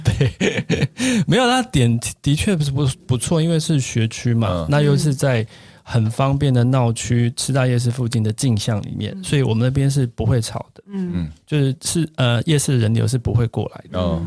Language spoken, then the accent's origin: Chinese; Tainan, Taiwan; 当然现在我一个月每个月至少回去一次，但是频率就是没那么高。就台南是我的故乡了。